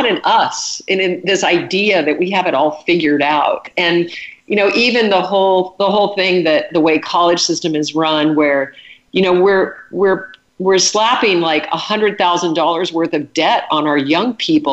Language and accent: English; Alaska, United States; I was raised in Alaska, and my dad was a hunter.